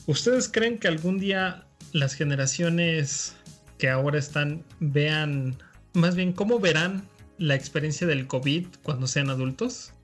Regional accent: Mexico; Como mexicanos

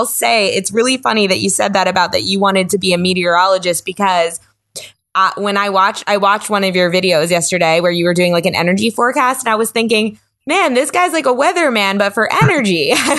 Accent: Hurricane, Utah, United States; But yeah, I grew up like around Hurricane.

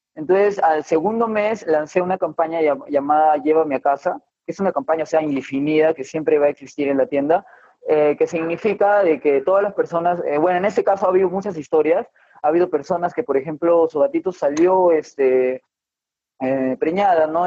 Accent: Chimbote, Ancash, Peru; now in Moquegua, Peru; yo soy de Chimbote, de Chimbote, del norte, norte del Perú

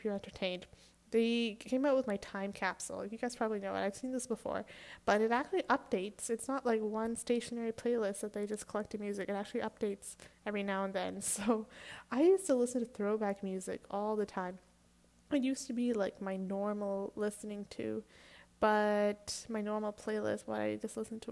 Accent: Canada; I'm Canadian

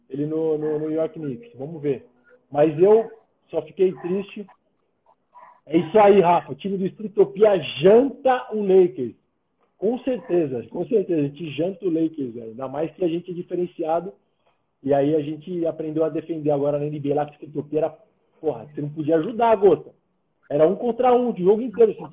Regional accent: São Paulo, Brazil; now in São José dos Campos, Brazil; Não é, não é a minha cidade de coração, eu sou de São Paulo.

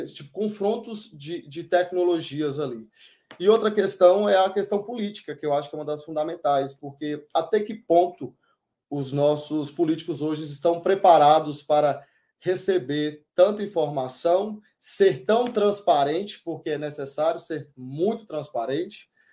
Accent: Cocos, Bahia, Brazil; nasci na Bahia, em Cocos

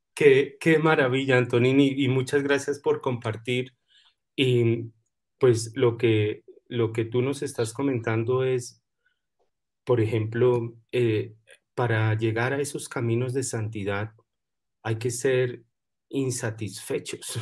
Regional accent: Colombia; yo soy colombiano y nosotros los colombianos

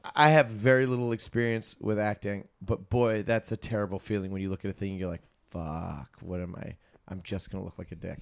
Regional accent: Virginia, United States; moved away; I'm from Virginia

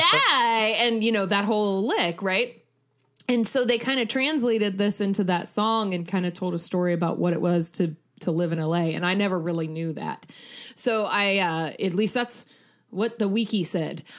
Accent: Midwest, United States; I'm also, you know, Midwesterner

